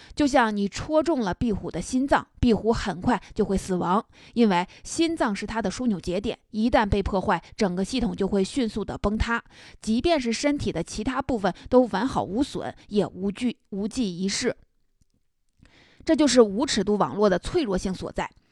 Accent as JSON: {"language": "Chinese", "country": "China", "said": "我们中国人"}